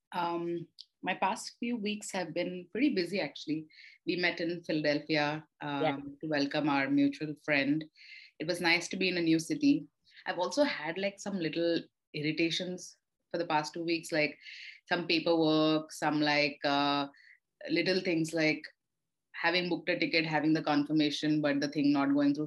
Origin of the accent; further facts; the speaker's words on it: Visakhapatnam, Andhra Pradesh, India; I grew up in Vizag